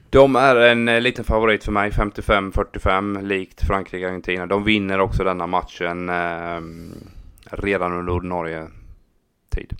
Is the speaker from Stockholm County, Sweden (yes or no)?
no; Habo, Jönköping County, Sweden; min hemby Habo